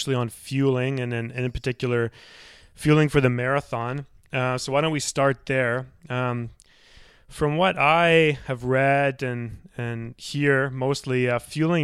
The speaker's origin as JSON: {"language": "English", "town": "Victoria", "region": "British Columbia", "country": "Canada", "said": "I'm from Victoria as well."}